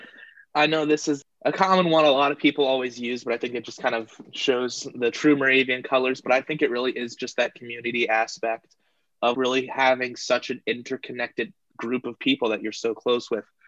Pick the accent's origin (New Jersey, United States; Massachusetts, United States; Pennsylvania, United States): New Jersey, United States; Tabernacle; am from Tabernacle, New Jersey, hidden away in the pine barrens of South Jersey.